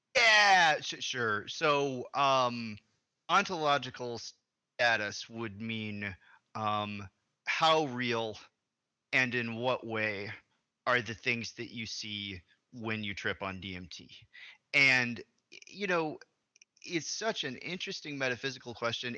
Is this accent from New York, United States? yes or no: no; Arkansas, United States; moved away; I'm from originally from Arkansas, which is a southern state